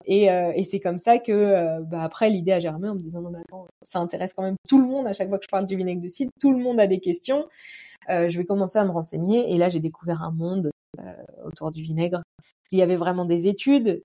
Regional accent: Normandy, France; je suis de Normandie

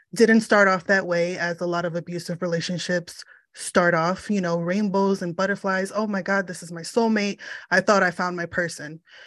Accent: United States; I am of Puerto Rican descent, but I was born in the States

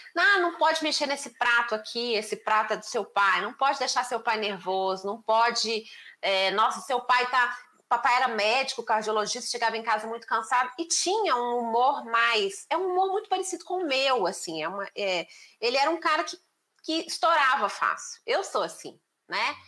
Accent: Belo Horizonte, Minas Gerais, Brazil; eu nasci em Belo Horizonte

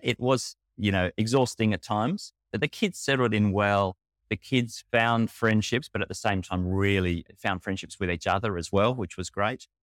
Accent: Northern Territory, Australia; now in Argentina; Mum and dad worked with C M S in Northern Territory. I was born up in the North

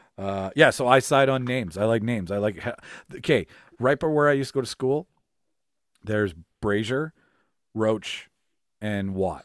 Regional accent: Winnipeg, Manitoba, Canada; I'm from North Kildonan

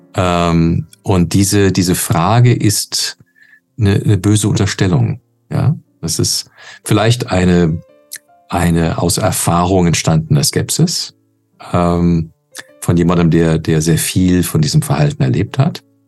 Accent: Canada; moved away; ich bin in Kanada geboren und aufgewachsen

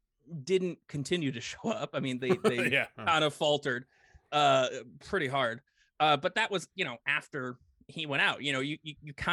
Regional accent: St. Louis, Missouri, United States; I grew up in St. Louis

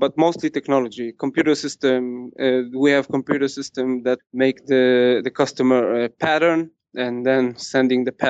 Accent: Kfar Chabad, Central District, Israel; I was born in Israel, grew up in Kfar Chabad.

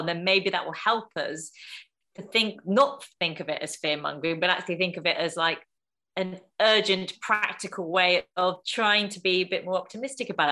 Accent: United Kingdom; the environment that I was raised in as a British Indian, second generation immigrant

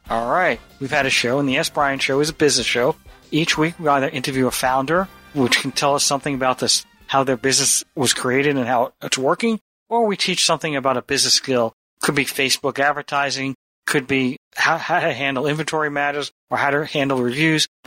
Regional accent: Ireland; I'm from Ireland and I think that it's an E.

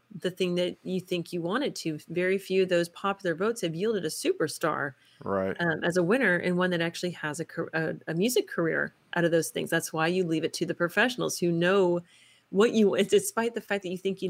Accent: Texas, United States; moved away; I'm from Texas originally

